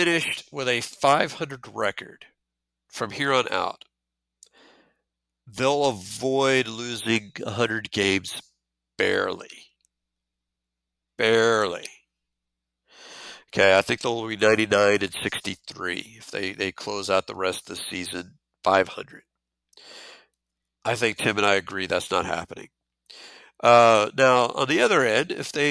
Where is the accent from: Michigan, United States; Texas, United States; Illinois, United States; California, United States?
Texas, United States; I say LaJoie because I'm from Texas